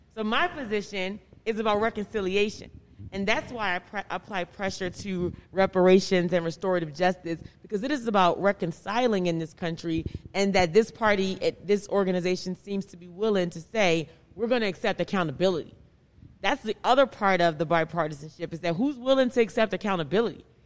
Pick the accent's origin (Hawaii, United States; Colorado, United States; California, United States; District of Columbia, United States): District of Columbia, United States; Washington; growing up in Southeast Washington